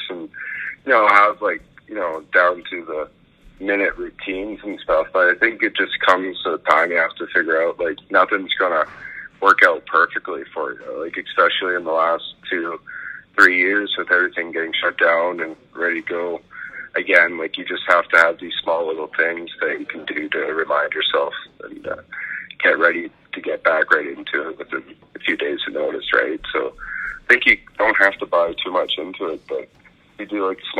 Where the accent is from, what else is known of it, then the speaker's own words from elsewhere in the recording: Fort Saskatchewan, Alberta, Canada; moved away as an adult; now in Wisconsin, United States; I grew up in Fort Saskatchewan